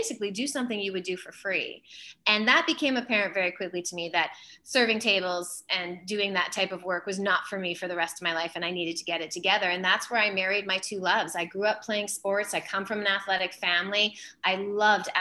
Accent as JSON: {"language": "English", "town": "Flin Flon", "region": "Manitoba", "country": "Canada", "tie": "born or raised there", "also_born_or_lived": "Portage la Prairie, Manitoba / Brandon, Manitoba", "said": "moved up north to Flin Flon, Manitoba, which is just a gorgeous place to grow up, did a lot of camping, fishing, a lot of outdoor activities up north. That's how I grew up."}